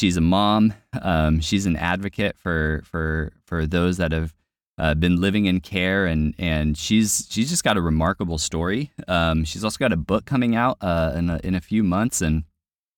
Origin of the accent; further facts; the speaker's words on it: California, United States; I'm from California, so saying awesome is pretty standard operating procedure.